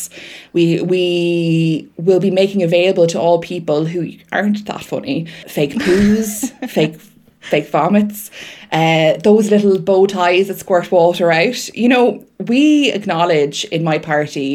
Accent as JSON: {"language": "English", "town": "Wexford", "region": "Leinster", "country": "Ireland", "tie": "born or raised there", "said": "I was born in Wexford"}